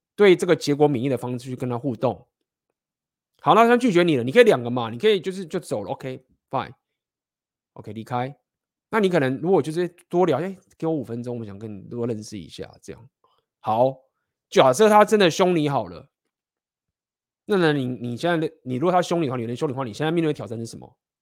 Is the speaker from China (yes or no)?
no; Taiwan; also born or lived in Spain; 我们台湾人